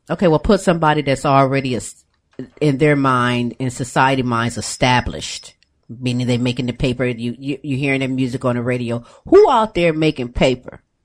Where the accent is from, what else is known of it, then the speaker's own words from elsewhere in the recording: Ohio, United States; moved away; we're from Ohio. We left Ohio